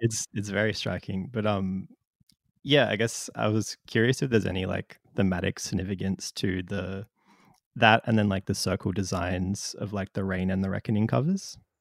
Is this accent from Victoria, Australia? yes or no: no; Darwin, Northern Territory, Australia; I'm from Darwin